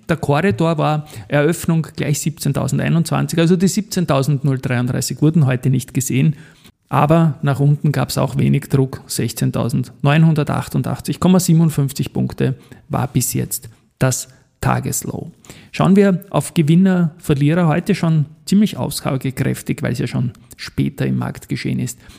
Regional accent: Austria; als Österreicher

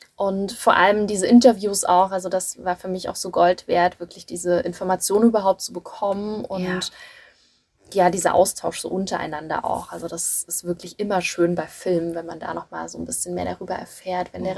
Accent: Germany; bei uns in Deutschland

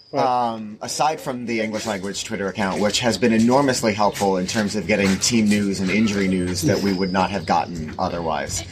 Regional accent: New York City, New York, United States; we are from New York City

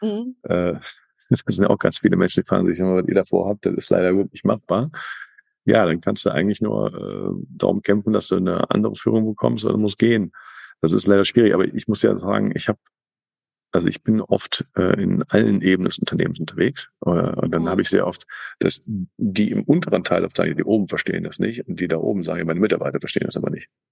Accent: Cologne, North Rhine-Westphalia, Germany; ich eben Kölner bin, mit Kölner Karneval

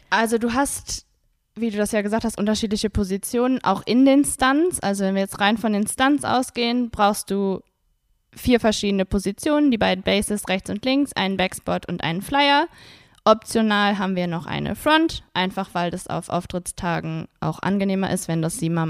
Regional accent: Wuppertal, North Rhine-Westphalia, Germany; born there; now in Cologne, Germany; Geboren in Wuppertal.

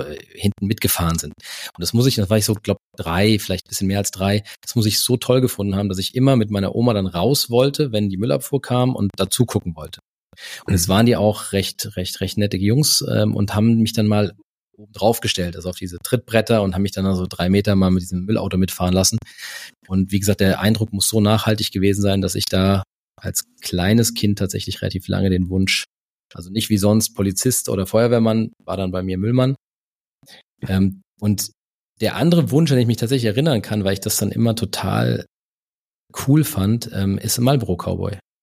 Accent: Karben, Hesse, Germany; now in Stuttgart, Germany; aufgewachsen bin ich bei Frankfurt, also ein Stück nördlich von Frankfurt, so 20 Kilometer nördlich in, in Karben

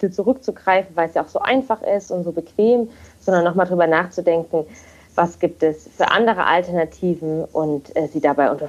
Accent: Leipzig, Saxony, Germany; moved away as an adult; now in Kiel, Germany; und ich wohne zurzeit in Kiel. Ich bin gebürtige Leipzigerin und bin fürs Studium damals vor vier Jahren hierher gezogen

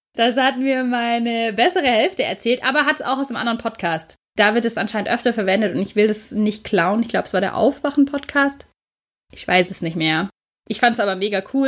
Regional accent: Germany; bei uns in Deutschland

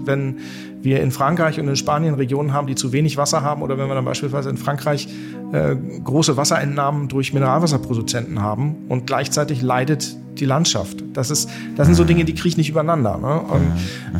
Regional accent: Barsinghausen, Lower Saxony, Germany; also born or lived in Bad Nenndorf / Hanover; ich bin Hannoveraner, also ich bin ähm, Allerdings auch nicht in Hannover direkt geboren, sondern in Basinghausen

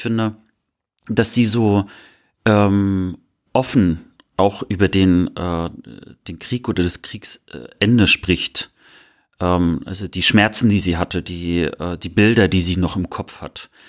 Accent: Mecklenburg-Vorpommern, Germany; moved away; Meine Postleitzahl äh, aus der Heimat beginnt ja mit einer 18

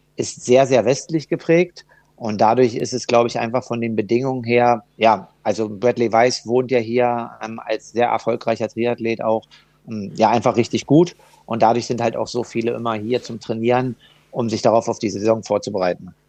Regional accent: Germany; als Deutscher

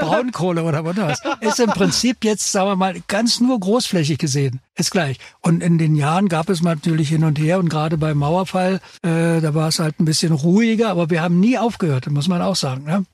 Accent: the East, East Germany, Germany; wir kommen aus dem Osten, da sind wir sozialisiert

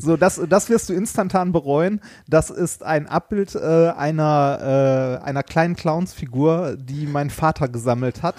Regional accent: Ruhr area, North Rhine-Westphalia, Germany; wir kommen ja beide aus dem Ruhrpott

